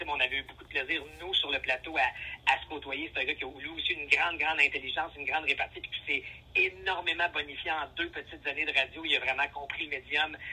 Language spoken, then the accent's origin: French; Outaouais, Quebec, Canada; Nous, on vient de l'Outaouais, ma conjointe et moi.